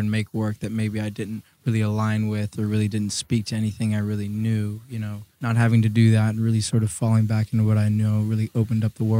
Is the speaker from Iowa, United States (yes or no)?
no; New Orleans, Louisiana, United States; So for me, I grew up with my mom and my sister.